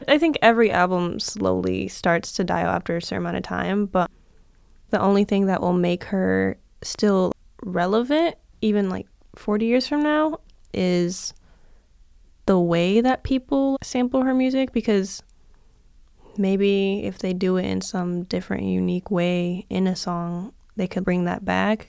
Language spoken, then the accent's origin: English; Detroit, Michigan, United States; I'm from Detroit